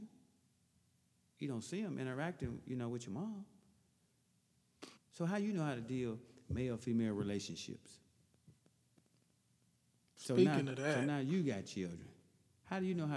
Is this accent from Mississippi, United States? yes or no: yes; Hattiesburg, Mississippi, United States; also born or lived in Chicago, Illinois; now in Champaign, United States; We grew up in Pineview Apartments, 1200 Country Club Road, Hattiesburg, Mississippi, M1 apartment